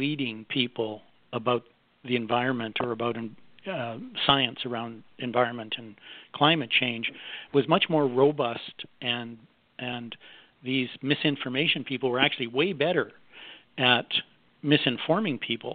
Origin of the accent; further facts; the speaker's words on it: Canada; I'm a Canadian, and I owned a big public relations